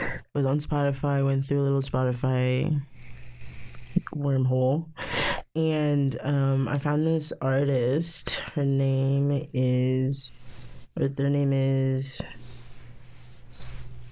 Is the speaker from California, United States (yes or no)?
yes; California, United States; moved away as an adult; I grew up back in California